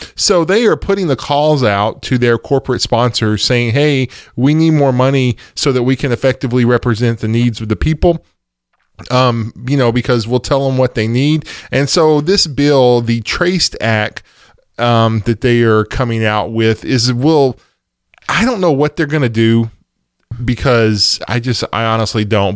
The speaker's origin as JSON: {"language": "English", "region": "East Texas", "country": "United States", "said": "I'm from East Texas"}